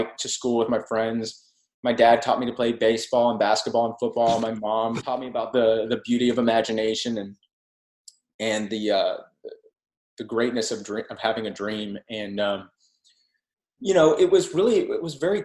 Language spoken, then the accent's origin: English; Texas, United States; as a Texan